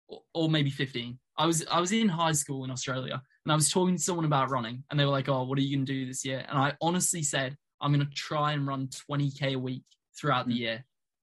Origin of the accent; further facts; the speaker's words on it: Iowa, United States; I'm a northerner in America. Iowa's right up there.